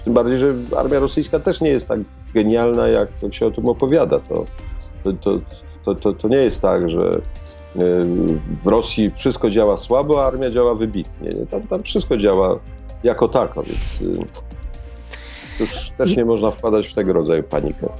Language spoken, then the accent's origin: Polish; Poland; ja z Polski